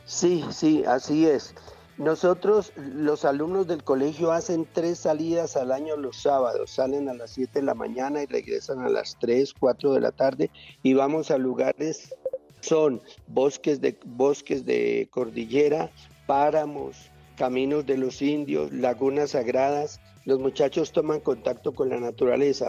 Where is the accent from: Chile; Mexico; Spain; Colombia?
Colombia; Armenia, Quindío; now in Bogotá, Colombia; mi tierra Armenia